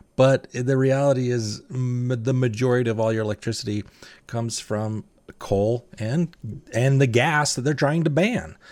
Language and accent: English; Utah, United States; I'm from Utah